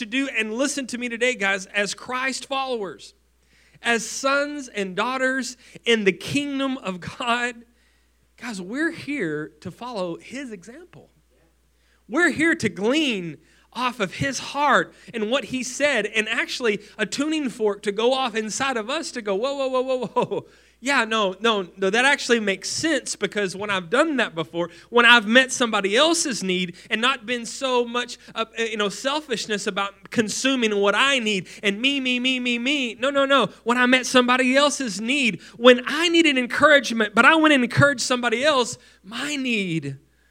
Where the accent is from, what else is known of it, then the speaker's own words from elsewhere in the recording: West Texas, United States; a poor family growing up in West Texas